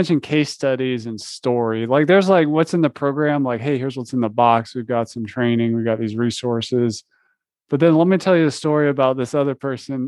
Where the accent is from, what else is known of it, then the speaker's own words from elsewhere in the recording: the South, United States; moved away; I'm originally from the South, so I talk slow